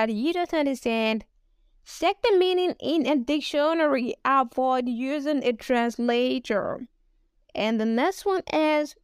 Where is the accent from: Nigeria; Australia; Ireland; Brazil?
Nigeria; I'm a Nigerian